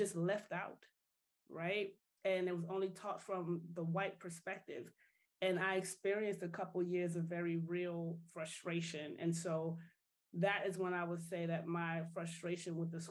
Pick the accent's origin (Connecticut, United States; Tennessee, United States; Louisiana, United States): Louisiana, United States; New Orleans; moved away as an adult; also born or lived in Atlanta; now in New Jersey, United States; So I am from the wonderful city of New Orleans originally